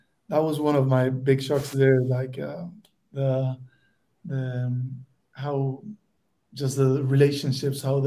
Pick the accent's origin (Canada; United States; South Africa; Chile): Chile; Santiago, Santiago Metropolitan Region; I'm from Santiago, Chile